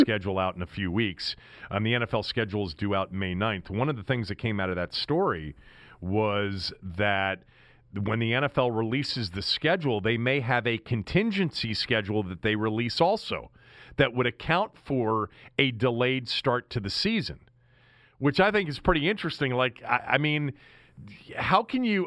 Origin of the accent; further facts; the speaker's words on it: United States; growing up sort, sort of in, in suburban Washington